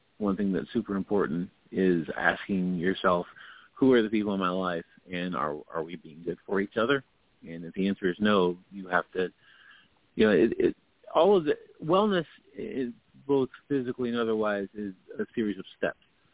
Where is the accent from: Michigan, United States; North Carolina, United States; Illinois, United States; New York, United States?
North Carolina, United States; Lumberton; moved away; I grew up in Lumberton, North Carolina